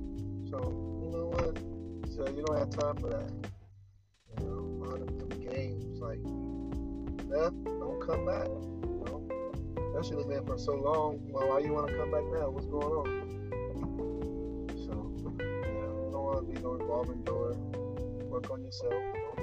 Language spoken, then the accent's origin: English; United States; Of course, I'm from the United States, from Marcano.